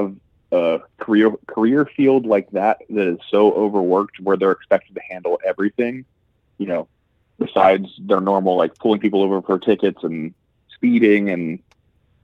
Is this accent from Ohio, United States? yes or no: yes; Columbus, Ohio, United States; moved away; I'm originally from Ohio, in Columbus, Ohio